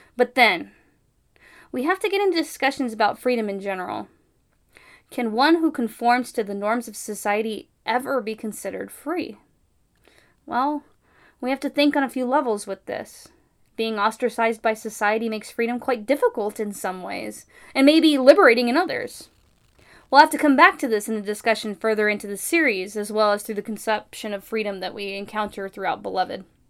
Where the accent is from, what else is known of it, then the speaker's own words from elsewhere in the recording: California, United States; as a Californian.